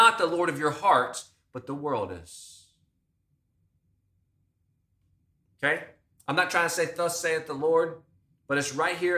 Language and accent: English; United States; as American Christians